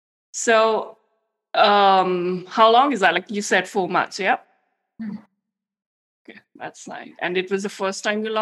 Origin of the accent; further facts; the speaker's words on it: India; English is a second language; because we are both Indian women and we know it's tough to, you know, scale in an international audience.